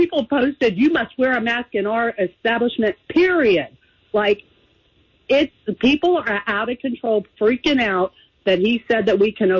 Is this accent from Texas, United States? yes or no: yes; Austin, Texas, United States; This is my hometown